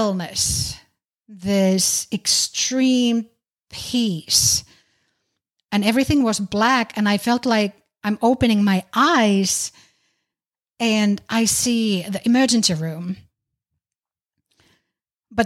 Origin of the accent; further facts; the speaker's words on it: Finland; now in United States; I'm originally from Finland, currently living in the U.S.